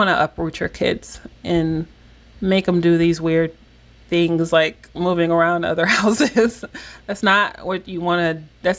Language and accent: English; Miami, Florida, United States; I grew up in Miami, Florida, and my family are Jamaican immigrants.